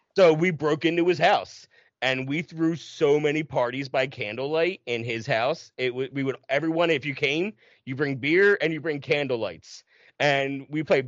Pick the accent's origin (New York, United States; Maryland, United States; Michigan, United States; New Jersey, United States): New Jersey, United States; right outside of Philadelphia; i'm born and raised in south jersey right outside of philly